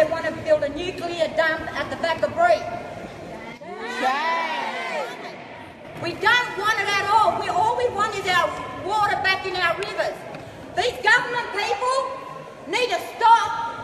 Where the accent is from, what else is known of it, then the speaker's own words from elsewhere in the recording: Walgett, New South Wales, Australia; I've travelled from the northwest of New South Wales, from my little community, Walgett